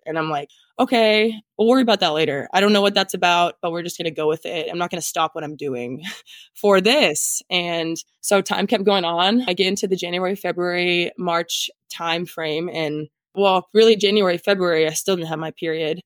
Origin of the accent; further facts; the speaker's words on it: Nebraska, United States; moved away as an adult; now in Minnesota, United States; I'm originally from Nebraska